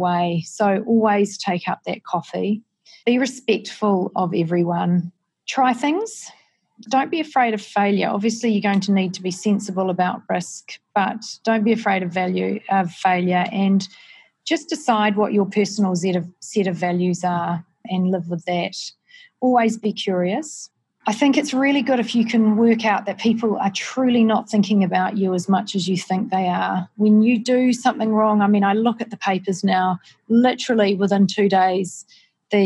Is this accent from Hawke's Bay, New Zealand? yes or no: no; Palmerston North, Manawatū-Whanganui, New Zealand; now in Auckland, New Zealand; growing up in Palmerston North with two parents who were scientists